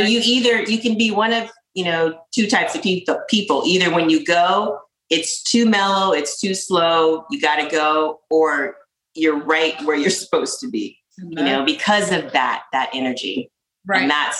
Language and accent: English; La Jolla, California, United States; also born or lived in Reno, Nevada; I was born in Reno, Nevada. And my mom got pregnant with me when she was 15, had me when she was 16. So I lived in Reno until I was 5 or 6, then moved to San Diego to La Jolla. Loved La Jolla as a kid.